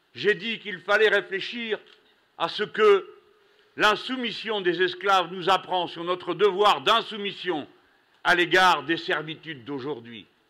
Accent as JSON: {"language": "French", "country": "France", "said": "nous, Français"}